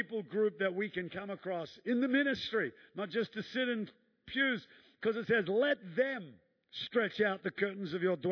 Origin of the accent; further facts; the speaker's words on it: New Zealand; moved away; I'm a Kiwi